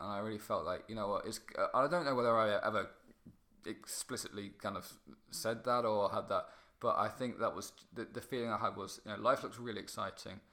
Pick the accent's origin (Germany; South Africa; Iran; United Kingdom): United Kingdom; Kirkby Mallory, East Midlands; teenage years, I was living in a place called Kirkby Mallory, which is um, which is near Mallory Park